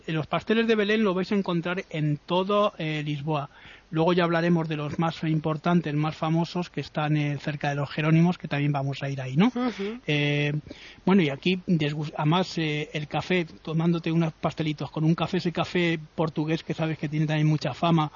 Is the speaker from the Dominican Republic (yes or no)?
no; Madrid, Community of Madrid, Spain; yo he visto nevadas cuando era pequeño aquí en Madrid